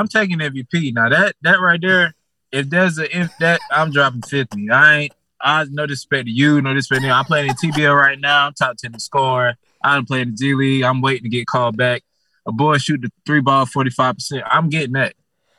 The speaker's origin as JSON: {"language": "English", "region": "North Carolina", "country": "United States", "tie": "born or raised there", "also_born_or_lived": "Houston", "moved": "yes", "lives_now": "Dallas, United States", "said": "No, I'm in North Carolina."}